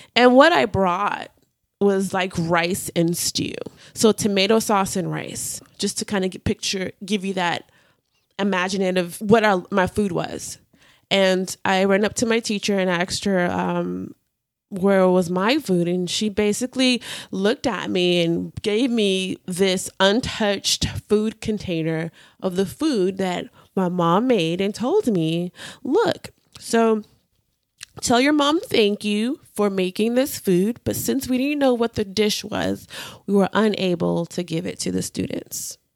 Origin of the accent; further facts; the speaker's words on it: Houston, Texas, United States; also born or lived in Nigeria; I grew up in Houston and in Nigeria